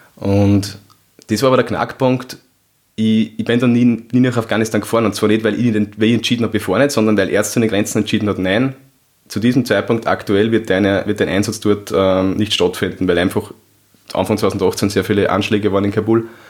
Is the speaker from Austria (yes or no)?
yes; Upper Austria, Austria; Ich komme aus Oberösterreich